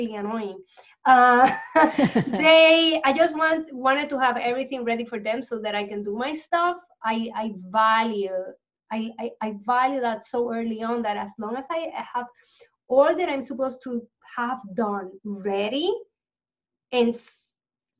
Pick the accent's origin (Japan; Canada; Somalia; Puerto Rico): Puerto Rico; I grew up in Puerto Rico